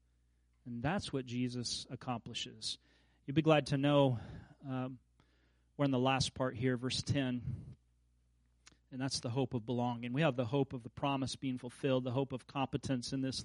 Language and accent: English; Kansas, United States; moved away; as a kid growing up in Kansas